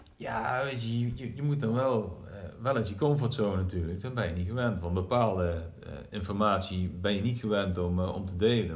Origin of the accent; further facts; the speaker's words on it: Groesbeek, Gelderland, Netherlands; Ik kom uit Groesbeek namelijk, geboren en getogen